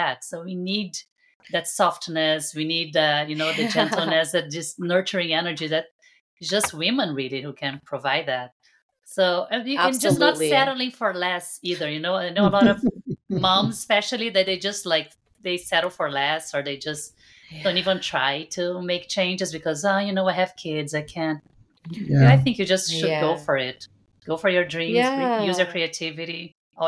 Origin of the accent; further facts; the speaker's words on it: Brazil; now in California, United States; And I'm Brazilian. From Brazil